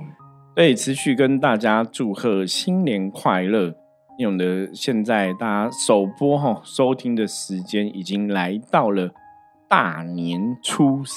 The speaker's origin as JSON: {"language": "Chinese", "town": "Shilin", "region": "Taipei", "country": "Taiwan", "said": "就是因为我们在士林嘛，哈，我们的老家就我我我祖母他们住士林，我爸也是士林"}